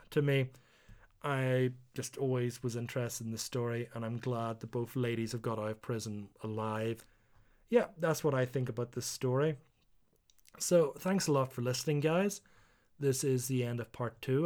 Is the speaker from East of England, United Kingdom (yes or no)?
no; Northern Ireland, United Kingdom; moved away; also born or lived in South Korea; being Northern Irish